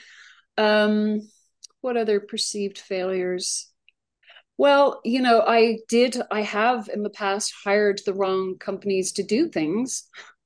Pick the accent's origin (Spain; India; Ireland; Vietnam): Ireland; Dublin, Leinster; moved away as an adult; also born or lived in Arlington, Virginia; now in United States; So I arrived in America by myself in 1993. I immigrated from Dublin, Ireland.